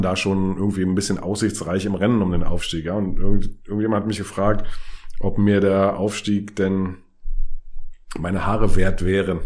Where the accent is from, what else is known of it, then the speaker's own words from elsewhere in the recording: Berlin, Germany; ich bin in Karlshorst zur Schule gegangen, hätte eine Dreiviertelstunde oder eine Stunde fast nach Hause nach Friedrichshain gebraucht